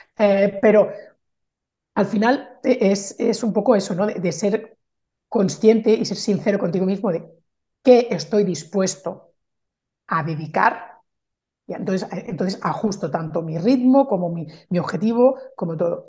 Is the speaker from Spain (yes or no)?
yes; Barcelona, Catalonia, Spain; moved away as an adult; now in France; yo soy mm, de Barcelona, pero vivo en Francia desde hace 14 años